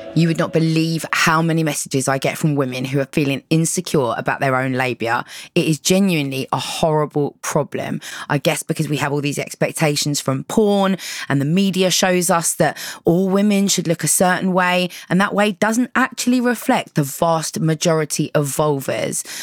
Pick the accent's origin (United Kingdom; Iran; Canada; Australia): United Kingdom; London; I grew up in London where nobody knows anyone.